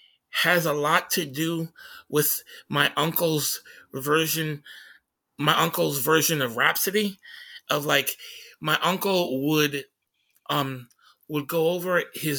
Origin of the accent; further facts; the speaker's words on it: Tacoma, Washington, United States; when people would find out I was from Tacoma, they would ask me, "Oh my God, what kind of psycho killer shit did you listen to?"